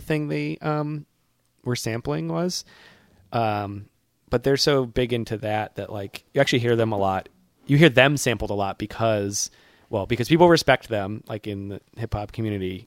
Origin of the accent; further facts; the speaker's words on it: near Boston, Massachusetts, United States; My hometown, not far from my college, uh, is far enough from Boston